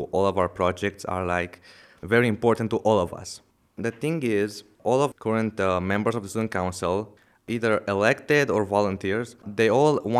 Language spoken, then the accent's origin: English; Romania; from Romania.